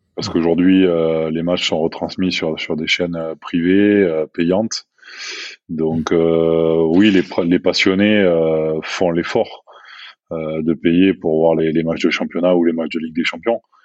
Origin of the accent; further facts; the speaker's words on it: Bordeaux, Nouvelle-Aquitaine, France; moved away as an adult; also born or lived in Toulouse / Montpellier / Barcelona / Ciudad Real; now in Aix-en-Provence, France; je suis originaire de Bordeaux.